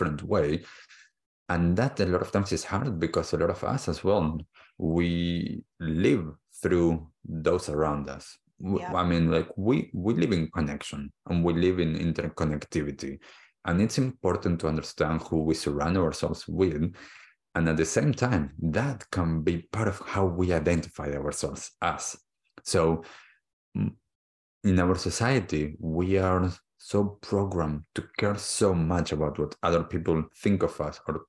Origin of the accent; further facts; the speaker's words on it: Argentina; moved away; I was born in Argentina, I grew up there